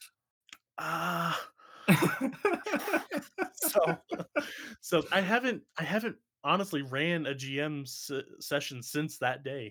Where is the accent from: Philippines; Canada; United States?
United States; I'm American